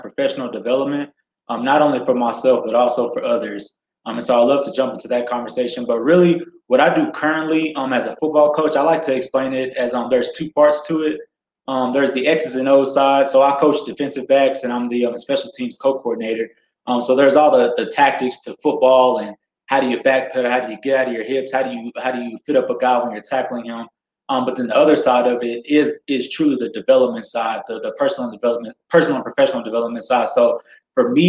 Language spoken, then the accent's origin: English; Dallas, Texas, United States; moved away as an adult; now in Colorado Springs, United States; I'm originally from Dallas, Texas, grew up in the suburbs of Dallas